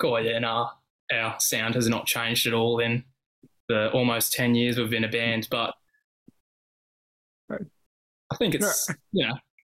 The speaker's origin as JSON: {"language": "English", "town": "Sydney", "region": "New South Wales", "country": "Australia", "tie": "born or raised there", "said": "born and raised in Sydney"}